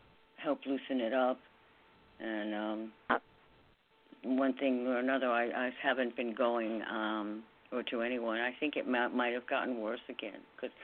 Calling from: New York, United States; in New York.

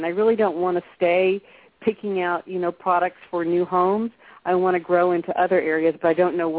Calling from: Texas, United States; I'm calling from Texas.

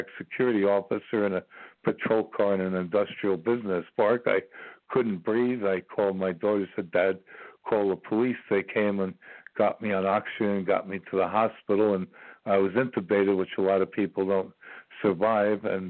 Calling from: Ashland, Virginia, United States; I'm calling you from Ashland, Virginia

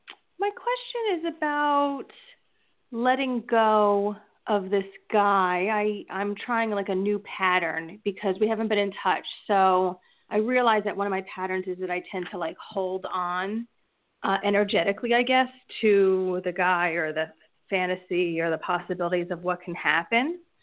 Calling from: New Jersey, United States; from New Jersey.

